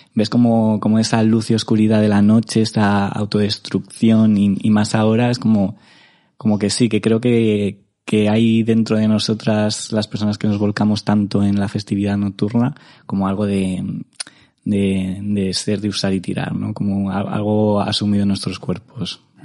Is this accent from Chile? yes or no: no; Madrid, Community of Madrid, Spain; yo soy un madrileño sin barrio porque mis padres eh, están divorciados desde que tengo memoria.